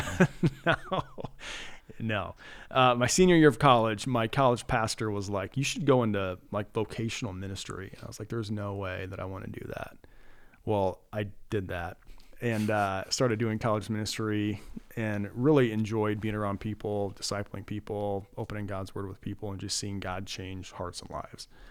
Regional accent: Cedar Falls, Iowa, United States; my wife and I grew up in Cedar Falls. So after forty years living there, we are in the process of making the move down to Cedar Rapids

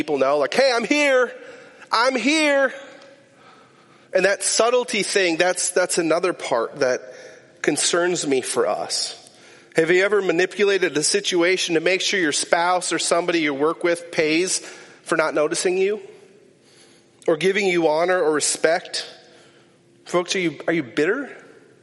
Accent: Climax, Minnesota, United States; I grew up in Climax, Minnesota.

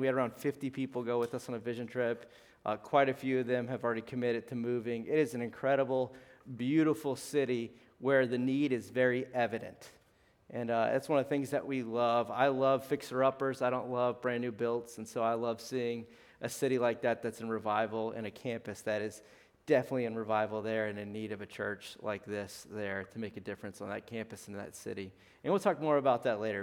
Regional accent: South Louisiana, United States; moved away; I'm from South Louisiana.

